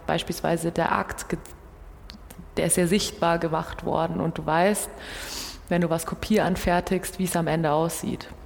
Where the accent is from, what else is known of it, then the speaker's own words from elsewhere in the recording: Brazil; born there; ich bin 94 in Brasilien geboren.